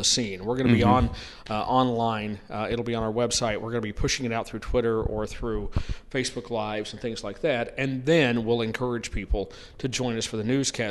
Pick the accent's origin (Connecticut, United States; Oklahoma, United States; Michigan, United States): Oklahoma, United States; moved away; also born or lived in Alameda, California; I was born in California, and we left when I was two or three, and I grew up in Oklahoma.